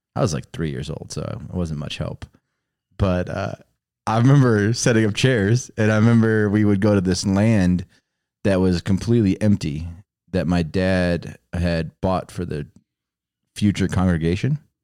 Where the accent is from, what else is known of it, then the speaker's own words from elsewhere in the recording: Chicago, Illinois, United States; also born or lived in Texas; We were in the city of Chicago